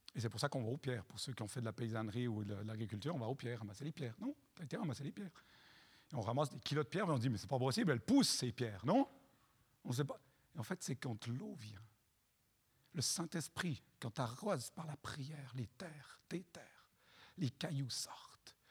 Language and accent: French; Chad; Moi, je viens du Tchad